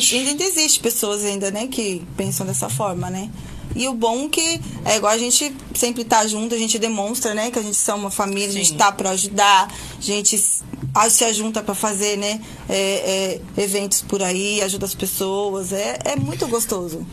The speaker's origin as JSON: {"language": "Portuguese", "region": "São Paulo", "country": "Brazil", "moved": "as an adult", "lives_now": "Campos dos Goytacazes, Brazil", "said": "Eu sou de São Paulo, eu tô aqui em, em campo só há seis meses"}